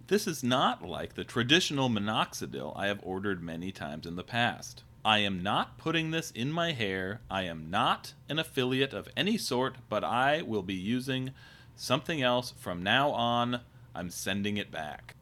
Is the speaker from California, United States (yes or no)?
no; Kirkland, Washington, United States; I'm from Kirkland